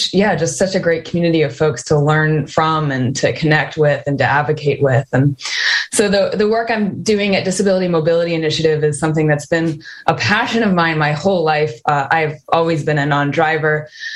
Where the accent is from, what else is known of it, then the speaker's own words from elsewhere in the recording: Olympia, Washington, United States; And I grew up here in Washington State as well. I born and raised in Olympia, went to high school in Tacoma, lived in other parts of the country for a while, and now I am back here in Washington State